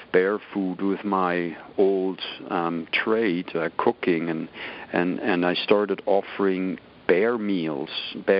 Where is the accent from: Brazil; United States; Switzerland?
Switzerland; English is a second language; moved away as an adult; I was 19 years old when this happened. I was young and naive. I barely spoke any English. I was pretty fresh out of Switzerland.